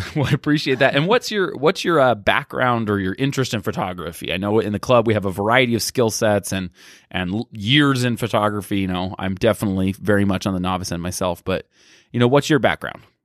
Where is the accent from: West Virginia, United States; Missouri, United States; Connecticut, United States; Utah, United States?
Utah, United States; I grew up in Utah County